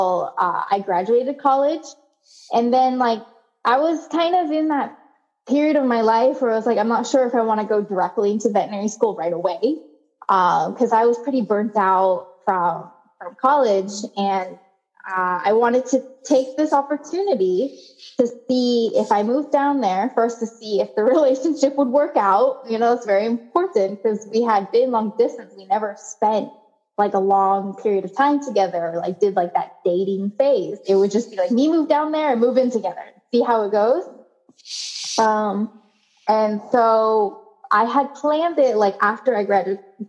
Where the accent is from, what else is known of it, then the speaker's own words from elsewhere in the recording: Olympia, Washington, United States; moved away as an adult; also born or lived in Seattle, Washington; now in Costa Rica; I grew up in Washington State. in the capital city, Olympia